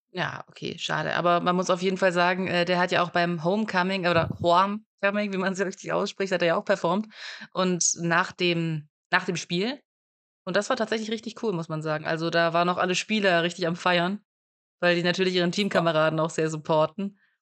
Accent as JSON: {"language": "German", "area": "near Stuttgart", "region": "Baden-Württemberg", "country": "Germany", "said": "ich komme ja auch aus der Nähe von Stuttgart und aus der weiteren Umgebung von Stuttgart"}